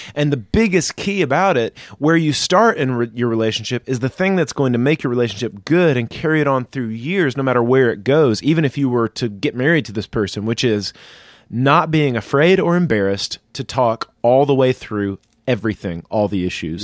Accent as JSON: {"language": "English", "region": "the South", "country": "United States", "tie": "born or raised there", "said": "I was raised in the South"}